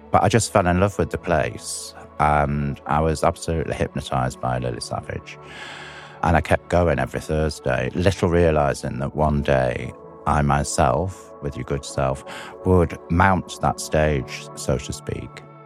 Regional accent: Blackpool, North West England, United Kingdom; I'm from Blackpool, which is a seaside resort on the northwest coast of England

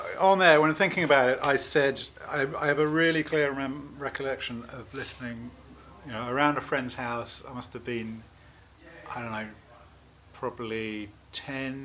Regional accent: Bristol, South West England, United Kingdom; moved away as an adult; also born or lived in Oxford; I was born in Oxford, but grew up in Bristol. So I spent most of my time in Bristol

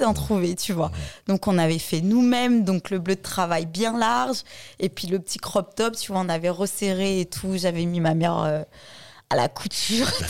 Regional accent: Créteil, Île-de-France, France; also born or lived in Mali; j'ai grandi à Créteil

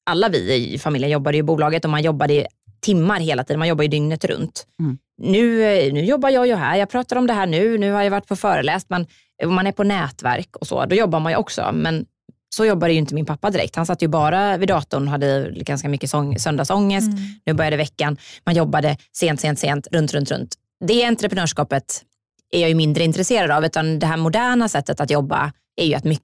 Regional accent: Jönköping, Jönköping County, Sweden; jag kommer ju från Jönköping, jag vill ju gärna ha mitt bolag där.

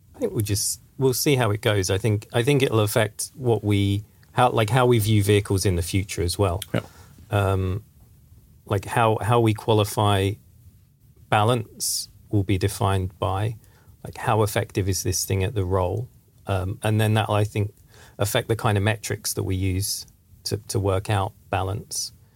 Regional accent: England, United Kingdom; now in Sweden; I'm from England

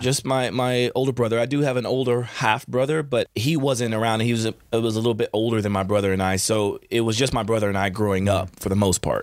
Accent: Chandler, Oklahoma, United States; moved away; my childhood, I grew up in, in Chandler, Oklahoma

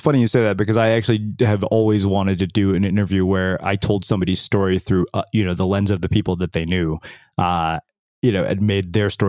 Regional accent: College Station, Texas, United States; also born or lived in India; I grew up in College Station

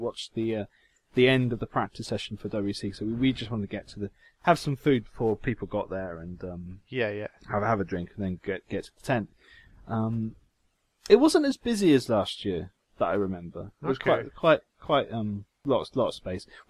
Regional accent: Jersey; I'm from there.

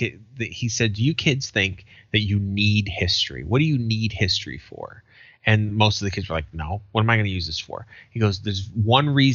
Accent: Boston, Massachusetts, United States; I'm from Boston

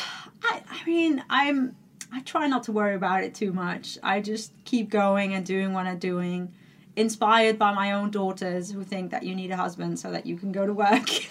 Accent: Netherlands; moved away; I'm from, like you said, I'm from the Netherlands

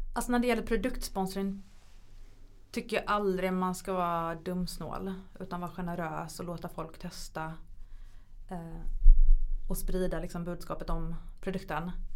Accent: Sweden; hemma i Sverige

